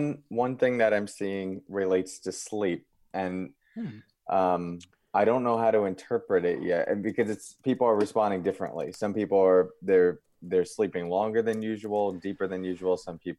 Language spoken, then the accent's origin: English; Long Island, New York, United States; now in Palo Alto, United States; I'm from Palo Alto right now, but I'm from Long Island, New York.